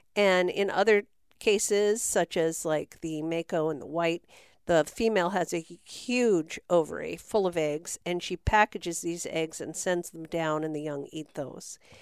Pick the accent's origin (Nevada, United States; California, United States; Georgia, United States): California, United States; San Francisco Bay Area; moved away as an adult; I grew up in the Bay Area of San Francisco